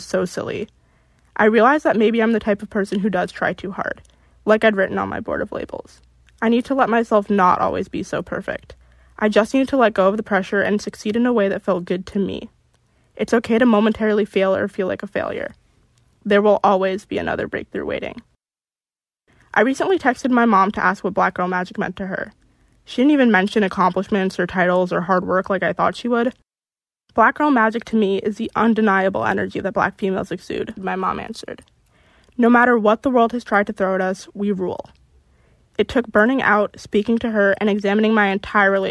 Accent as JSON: {"language": "English", "area": "Westchester", "region": "New York", "country": "United States", "tie": "born or raised there", "said": "As a kid growing up in Westchester, New York"}